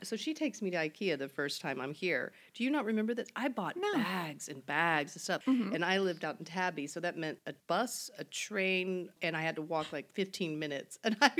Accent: United States; moved away as an adult; now in Sweden; being an American

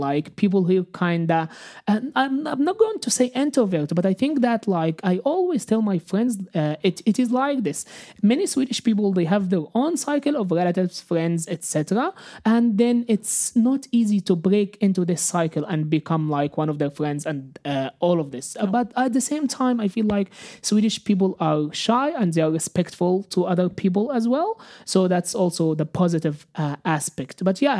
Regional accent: Cairo, Cairo Governorate, Egypt; moved away; And since I came from Cairo, which is quite like condensed city, I haven't seen this kind of like activities and working out in the streets.

